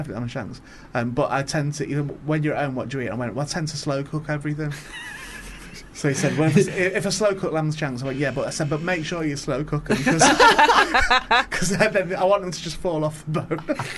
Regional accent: Warrington, North West England, United Kingdom; Because I'm from, I was born in Warrington, and I was sent from St. Helens because I'm Northwest and I follow Saints and that.

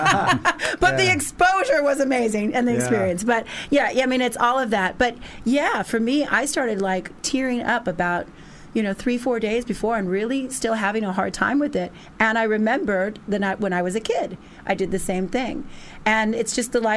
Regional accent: outside Los Angeles, California, United States; moved away; I come from Los Angeles, outside of Los Angeles, about 30 minutes outside of Los Angeles

